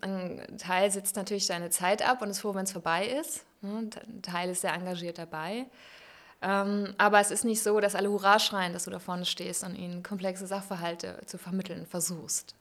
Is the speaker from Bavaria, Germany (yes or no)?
no; Bodenwerder, Lower Saxony, Germany; also born or lived in Hamelin; Da bin ich ja. geboren und aufgewachsen, an der schönen Weser